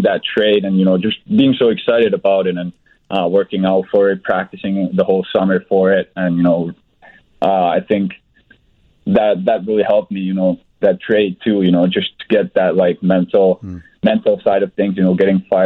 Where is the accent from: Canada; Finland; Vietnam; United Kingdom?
Finland; moved away as an adult; now in Chicago, United States; my hometown club, the same club I played for last year